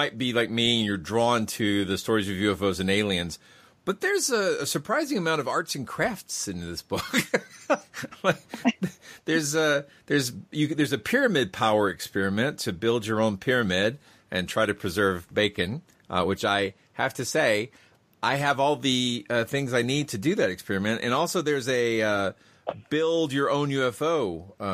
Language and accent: English; United States; as an American skeptic